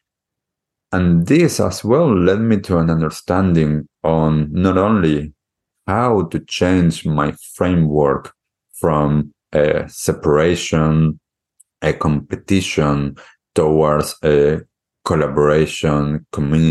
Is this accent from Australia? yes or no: no; Argentina; now in New Zealand; I grew up in Argentina